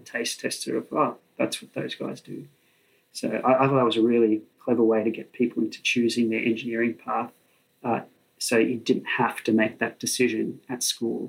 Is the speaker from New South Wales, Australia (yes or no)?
yes; Sydney, New South Wales, Australia; I grew up in Sydney, so I went to Sydney University.